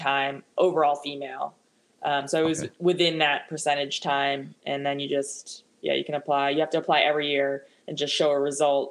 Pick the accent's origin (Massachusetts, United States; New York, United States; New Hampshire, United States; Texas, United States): New Hampshire, United States; moved away as an adult; also born or lived in San Jose, California; my home state of New Hampshire